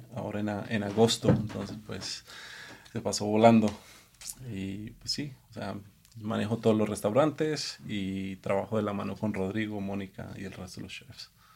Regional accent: Colombia; moved away as an adult; also born or lived in Los Angeles, United States; now in Mexico City, Mexico; soy colombiano que vivió 18, 19 años en Estados Unidos

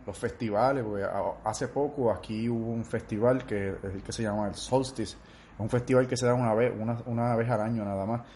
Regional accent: Orocovis, Puerto Rico; mayor parte de mi vida fue en Orocovis, donde, donde me crié y crecí.

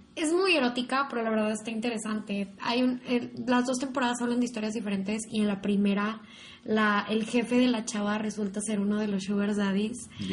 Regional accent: Mexico; aquí en México

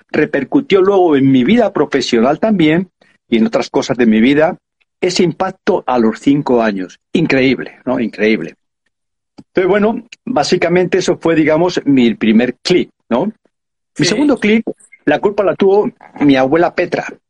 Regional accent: Madrid, Community of Madrid, Spain; yo nací en Madrid

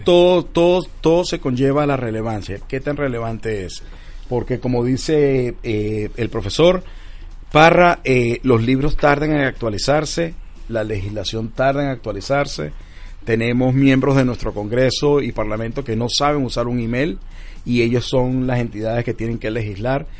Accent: Venezuela; nuestros venezolanos

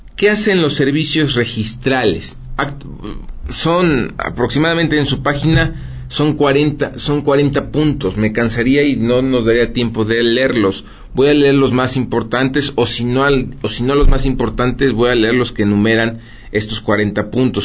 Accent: Puebla, Mexico; todos los poblanos tenemos

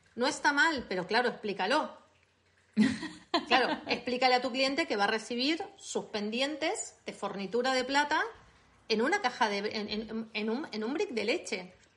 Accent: Buenos Aires, Argentina; accent: Argentine; moved away as an adult; now in Catalonia, Spain; soy argentina. Eh, nací en Buenos Aires eh, y llevo en España 20 años.

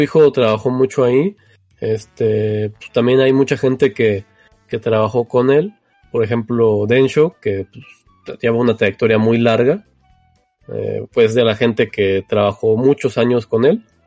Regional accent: Mexico; somos de México

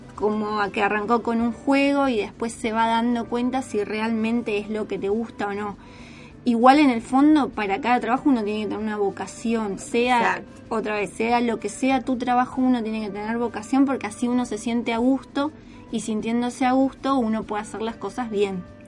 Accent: Posadas, Misiones, Argentina; moved away as an adult; also born or lived in Santo Tomé, Corrientes; now in San Fernando, Argentina; soy de Misiones, de Posadas

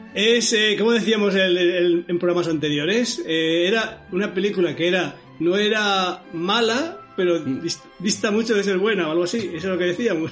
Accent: Madrid, Community of Madrid, Spain; also born or lived in Moratalaz, Madrid; Yo soy de Carabanchel, pero vivía en otro barrio, da igual, en Moratalaz

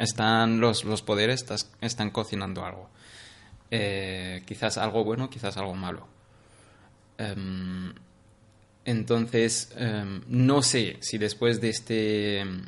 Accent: Syria; Spanish is a second language; moved away as an adult; also born or lived in Iraq; now in Barcelona, Spain; me preguntan de dónde eres. Les digo de Siria.

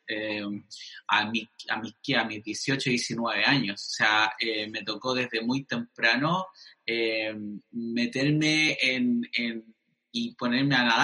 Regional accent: Arica, Arica y Parinacota, Chile; born there; em, nací en Arica, em, mis papás fueron pastores

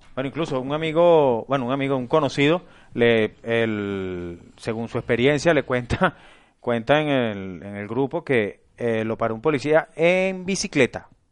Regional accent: Venezuela; moved away as an adult; now in Spain; Yo fui 10 años taxistas en Venezuela

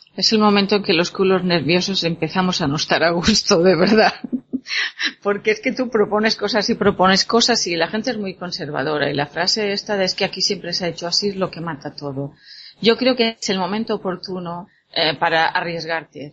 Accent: La Pobla del Duc, Valencian Community, Spain; en mi pueblo

